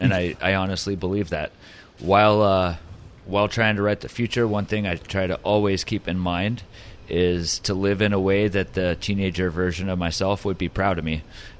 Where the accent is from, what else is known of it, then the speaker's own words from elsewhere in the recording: Oceanside, California, United States; also born or lived in England; I was born here in Oceanside, hospital right up the road, English parents